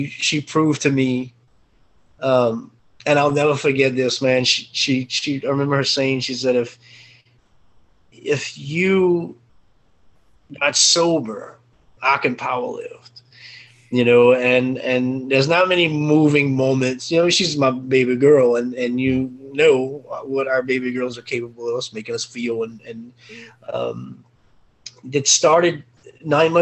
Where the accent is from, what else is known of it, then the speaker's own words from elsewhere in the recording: Cajun, Louisiana, United States; I'm Cajun French, you know, on parler un petit peu français